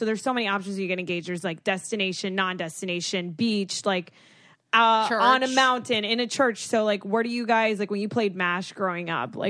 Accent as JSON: {"language": "English", "region": "Florida", "country": "United States", "tie": "born or raised there", "said": "growing up in Florida, so many of my friends have beach weddings"}